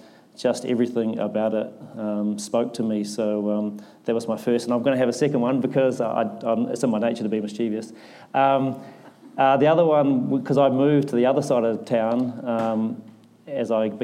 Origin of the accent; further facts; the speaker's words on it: Christchurch, Canterbury, New Zealand; I grew up in Aranui